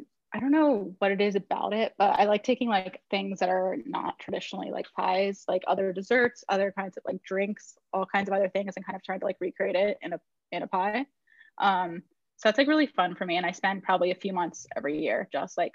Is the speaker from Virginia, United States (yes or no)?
yes; Northern Virginia, United States; now in Brooklyn, United States; I live in Brooklyn, but I grew up in Northern Virginia, like just outside of Washington, D.C.